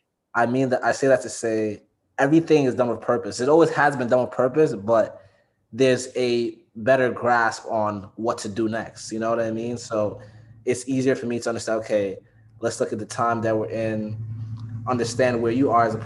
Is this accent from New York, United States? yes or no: yes; New York City, New York, United States; I'm from the Bronx